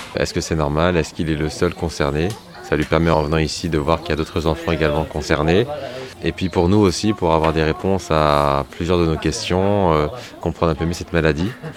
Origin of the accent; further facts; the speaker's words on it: Saint-Nazaire, Pays de la Loire, France; je suis de Saint-Nazaire